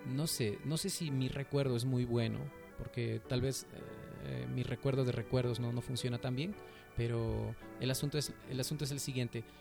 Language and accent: Spanish; Peru; yo me siento identificado con la cultura andina y la cultura peruana